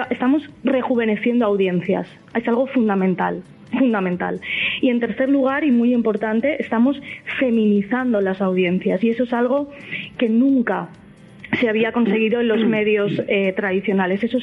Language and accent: Spanish; Valencian Community, Spain; igual que hay talibanes de la paella en, mi tierra.